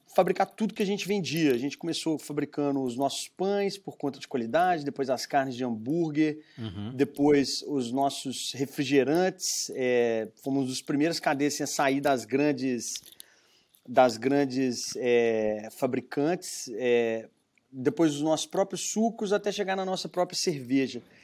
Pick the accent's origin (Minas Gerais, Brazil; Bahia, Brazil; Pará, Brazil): Minas Gerais, Brazil; Belo Horizonte; accent: mineiro; se vê pelo meu sotaque, sou de sou mineiro, né, de uhum. Belo Horizonte